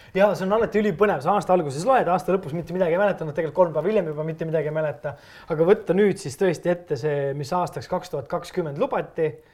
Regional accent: Estonia

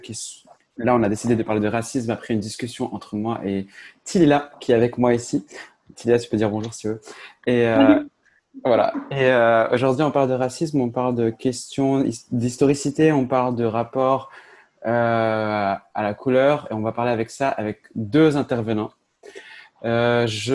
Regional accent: Agadir, Souss-Massa, Morocco; je viens de Agadir, donc Agadir, c'est une ville au sud du Maroc

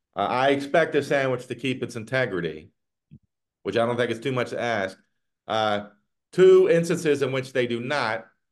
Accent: the South, United States; now in Northern Virginia, United States; growing up in the South

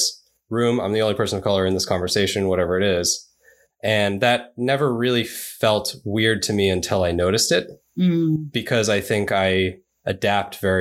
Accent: New York City, New York, United States; also born or lived in Japan; I grew up in New York. So I was in New York City most of my upbringing

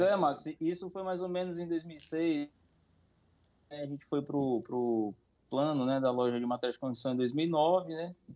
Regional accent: Sobral, Ceará, Brazil; moved away as an adult; now in Roraima, Brazil; sou nascido no, na cidade de Sobral, Ceará

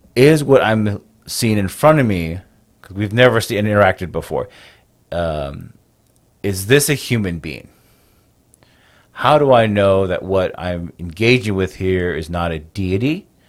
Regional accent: United States; born and raised on the Navajo Nation, which is the largest Native American tribe in the United States

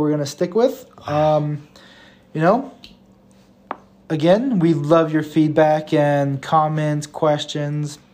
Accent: the South, United States; I born and raised in the South

